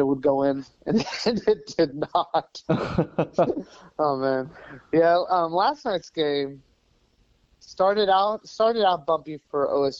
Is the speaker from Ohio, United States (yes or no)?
no; Tulsa, Oklahoma, United States; I grew up in the Tulsa area.